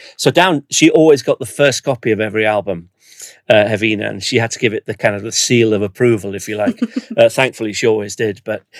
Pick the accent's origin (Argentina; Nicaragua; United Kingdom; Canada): United Kingdom; North Wales; I grew up in North Wales, where, of course, crime didn't exist.